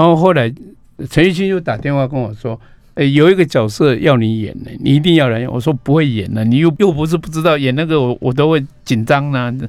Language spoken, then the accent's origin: Chinese; Taitung County, Taiwan; now in Taipei, Taiwan; 我们台中那边，我们村子里面进去是挖蓝宝石的地方